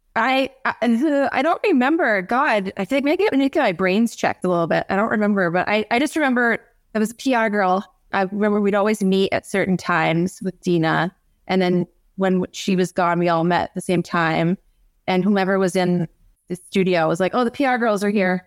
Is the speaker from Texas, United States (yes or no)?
no; North Country, upstate New York, United States; we're both from the North Country, the real upstate, excuse me, Lisa, um, the real upstate, the North Country